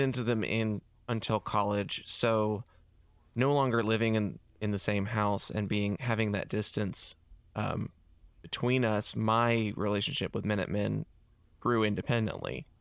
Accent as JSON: {"language": "English", "town": "Hickory", "region": "North Carolina", "country": "United States", "tie": "born or raised there", "also_born_or_lived": "Charlotte, North Carolina / Davidson, North Carolina", "said": "Hickory is where I spent my formative years in my high school death metal band"}